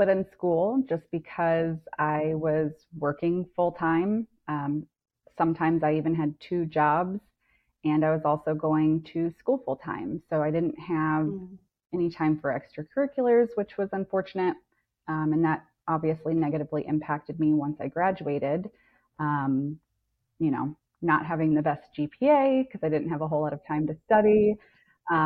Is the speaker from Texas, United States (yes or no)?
yes; South Texas, United States; also born or lived in Virginia / California / Hawaii; now in Iowa, United States; I'm originally from South Texas